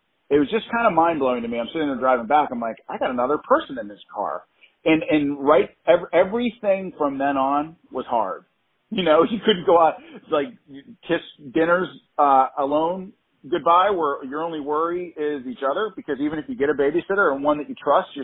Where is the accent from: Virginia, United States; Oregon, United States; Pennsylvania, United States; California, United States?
Pennsylvania, United States; Pittsburgh; We're from Pittsburgh